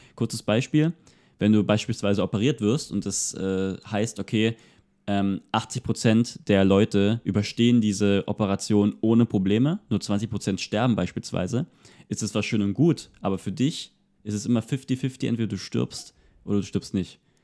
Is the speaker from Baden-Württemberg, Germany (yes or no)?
no; Görlitz, Saxony, Germany; hier bei mir in meiner Heimatstadt in Görlitz